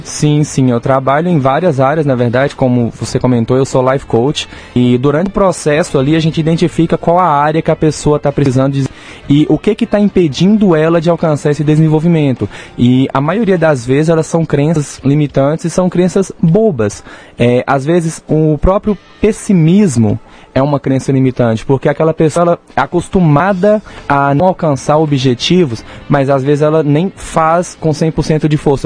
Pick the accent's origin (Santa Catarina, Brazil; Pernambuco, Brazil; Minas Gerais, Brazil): Minas Gerais, Brazil; Janaúba, northern; now in Rio Paranaíba, Brazil; eu sou de Jaúba, norte de Minas